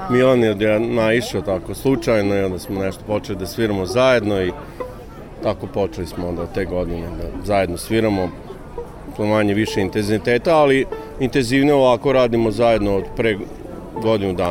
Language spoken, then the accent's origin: Croatian; Sombor, Vojvodina, Serbia; moved away as an adult; now in Novi Sad, Serbia; Ja sam inače rodim iz Sombora, a volim jako Novi Sad. Ovde živim već 12 godina, moja baka je novoseđanka